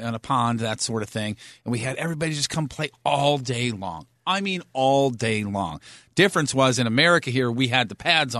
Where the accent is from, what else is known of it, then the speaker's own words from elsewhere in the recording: Fenton, Missouri, United States; Growing up in Fenton, there was a lot of that around